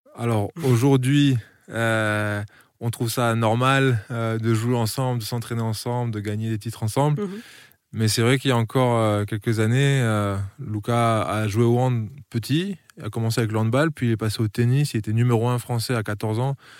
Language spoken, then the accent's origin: French; Frontignan, Occitania, France; born or raised there; also born or lived in Niš, Serbia / Strasbourg, France / Colmar, France